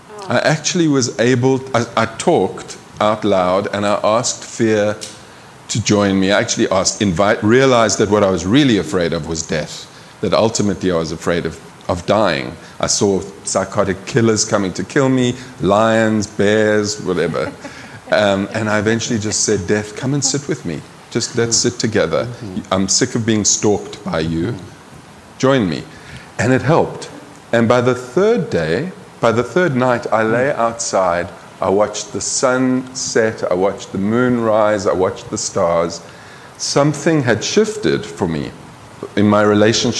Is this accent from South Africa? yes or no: yes; South Africa; moved away; I grew up in South Africa